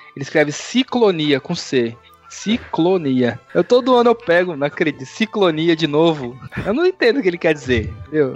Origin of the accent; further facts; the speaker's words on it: São Paulo, Brazil; eu sou de São Paulo